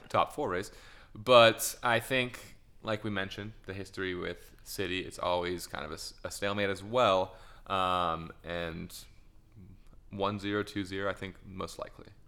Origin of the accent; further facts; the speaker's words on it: United States; as an American